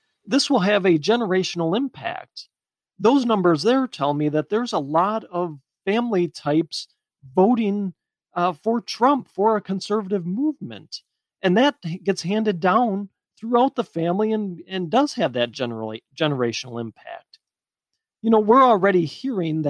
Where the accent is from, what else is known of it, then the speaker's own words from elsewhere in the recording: United States; we're all Americans at our core